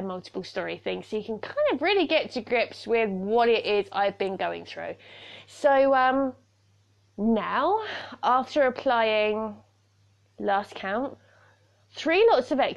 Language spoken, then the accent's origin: English; United Kingdom; I'm a Brit